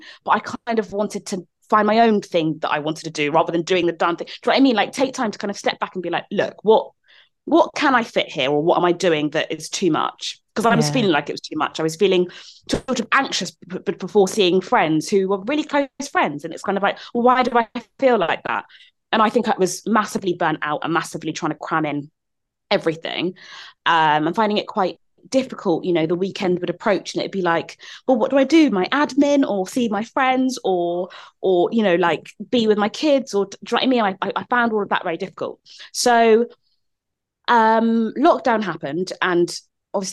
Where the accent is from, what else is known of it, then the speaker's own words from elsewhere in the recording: London, United Kingdom; moved away; I grew up in South London